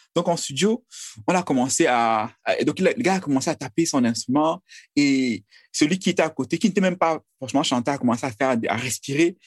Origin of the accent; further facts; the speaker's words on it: Menoua, West, Cameroon; je suis Camerounais, je, je suis euh, de la Menoir